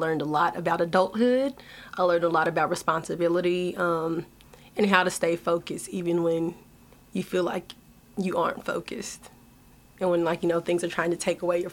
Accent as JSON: {"language": "English", "town": "Lexington", "region": "Kentucky", "country": "United States", "said": "I am from Lexington, Kentucky."}